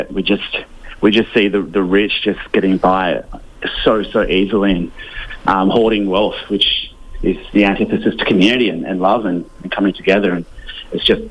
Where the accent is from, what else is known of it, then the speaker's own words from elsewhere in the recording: Perth, Western Australia, Australia; now in Fremantle, Australia; me from the northern suburbs of Perth